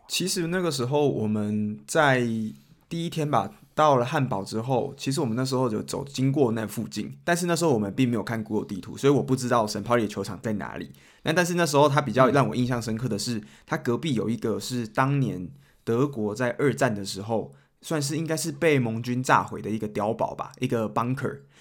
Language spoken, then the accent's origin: Chinese; Taiwan; moved away as an adult; now in Germany; 我是台湾来的